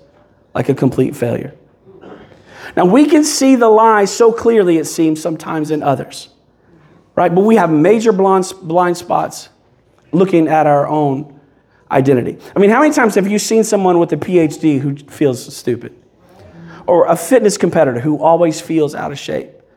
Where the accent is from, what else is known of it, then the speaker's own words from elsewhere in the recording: Kentucky, United States; now in Belleview, United States; I'm originally from Kentucky